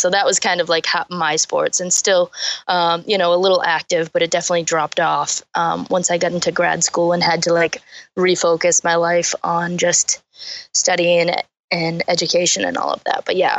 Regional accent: Taunton, Massachusetts, United States; So we grew up in Taunton, which is a huge like softball city.

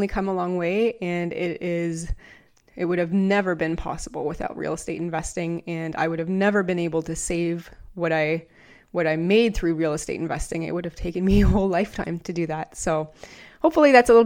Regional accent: Canada; I'm from Canada

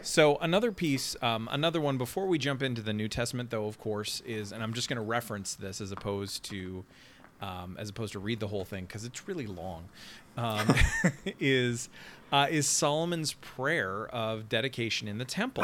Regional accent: Canada; now in Nashville, United States; as the Canadian

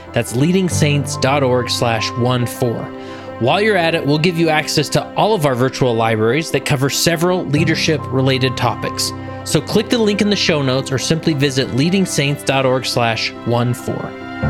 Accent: West Valley City, Utah, United States; also born or lived in Stansbury Park, Utah; I grew up in West Valley City

